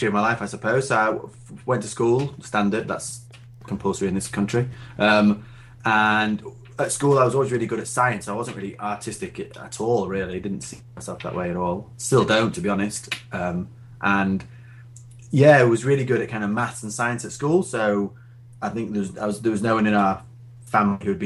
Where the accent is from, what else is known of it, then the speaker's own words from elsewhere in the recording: Doncaster, Yorkshire and the Humber, United Kingdom; moved away as an adult; now in York, United Kingdom; I grew up in Doncaster, Sunny Donny.